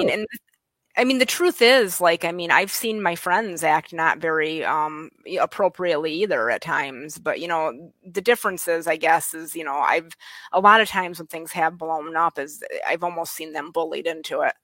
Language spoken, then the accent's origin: English; West Michigan, United States; accent: West Michigan; moved away as an adult; now in Pennsylvania, United States; I'm originally from West Michigan. Um, I moved here when I was 28